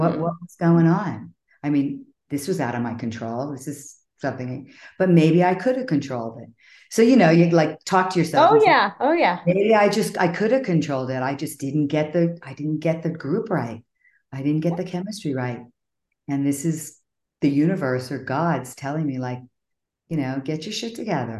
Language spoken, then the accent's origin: English; Miami, Florida, United States; I grew up in Miami